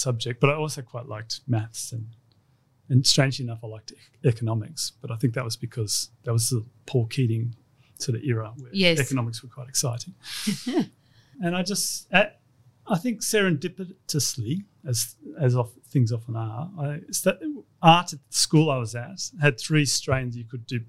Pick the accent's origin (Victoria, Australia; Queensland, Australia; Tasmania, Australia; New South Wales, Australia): New South Wales, Australia; Sydney; also born or lived in Darwin; back to Sydney and grew up in Castle Crag